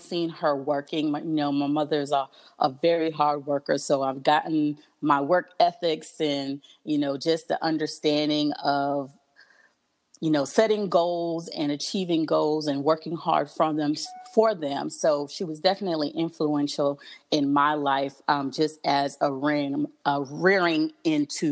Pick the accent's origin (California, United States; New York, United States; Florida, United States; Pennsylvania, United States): New York, United States; New York City; I grew up in Brooklyn, New York